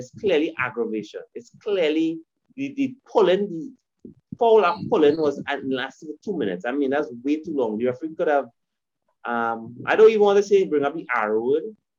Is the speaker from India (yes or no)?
no; Trinidad & Tobago; As a Trinidadian